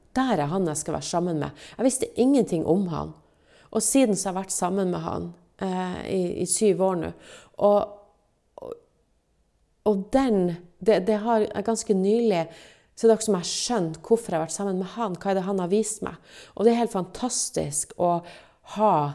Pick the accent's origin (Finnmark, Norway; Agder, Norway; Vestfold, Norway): Finnmark, Norway; meg som finnmarking